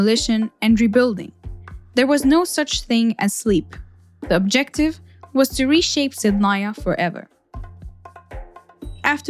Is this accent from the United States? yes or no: no; Syria; moved away; my home country